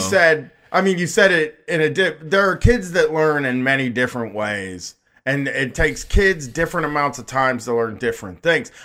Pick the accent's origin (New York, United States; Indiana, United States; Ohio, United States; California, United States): Ohio, United States; Groveport; growing up in Groveport